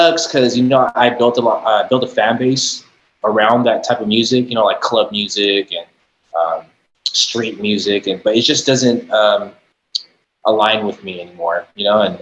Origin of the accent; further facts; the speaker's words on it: San Jose, California, United States; also born or lived in East Bay (Fremont, Hayward, Newark), California; I was born and raised in San Jose.